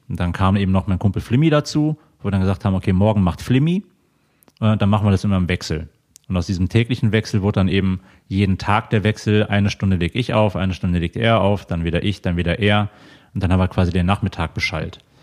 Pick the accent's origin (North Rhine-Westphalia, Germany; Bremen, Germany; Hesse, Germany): North Rhine-Westphalia, Germany; Mönchengladbach; moved away as an adult; now in Cologne, Germany; ich komme gebürtig aus der Ecke von Mönchengladbach.